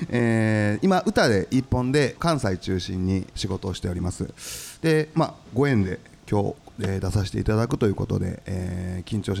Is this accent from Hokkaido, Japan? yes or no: no; Sakai, Osaka, Japan; moved away as an adult; also born or lived in Tokyo; 大阪18歳まで、はい、えー、大阪の堺市っていうところなんですけども、えー、そこで、えー、過ごしましてでと19から東京に来て、